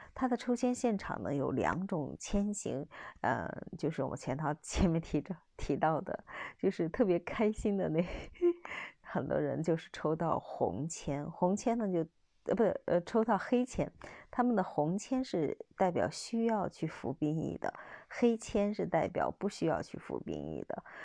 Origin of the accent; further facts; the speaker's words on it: China; 我们出生在我们中国，成为我们中国人啊